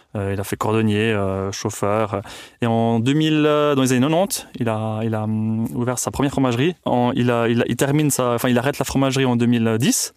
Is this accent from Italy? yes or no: yes; Tuscany, Italy; also born or lived in Switzerland; now in Cuarnens, Switzerland; je suis né en Suisse, mais j'ai grandi en Toscane, en Italie.